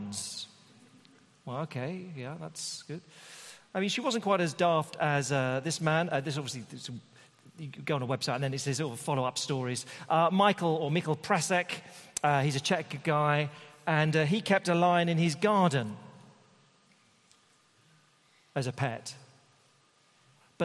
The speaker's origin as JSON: {"language": "English", "country": "United Kingdom", "said": "being a Brit"}